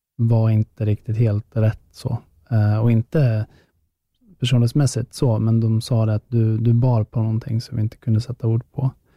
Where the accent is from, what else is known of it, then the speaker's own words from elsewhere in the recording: Västerås, Västmanland, Sweden; i Västerås, då, där jag kommer ifrån